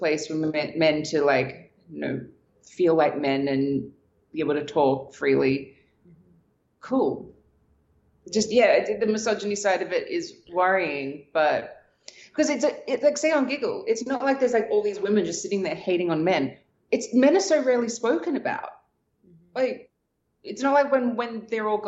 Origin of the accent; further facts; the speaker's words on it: Australia; moved away as an adult; I was from Australia.